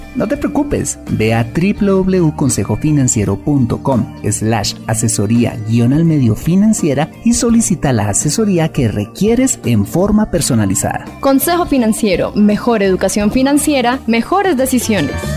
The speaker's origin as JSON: {"language": "Spanish", "country": "Colombia"}